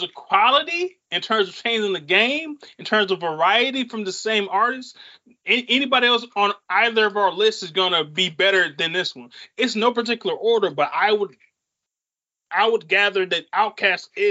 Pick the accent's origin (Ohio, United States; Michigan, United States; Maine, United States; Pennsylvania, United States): Michigan, United States; Saginaw; us growing up in Saginaw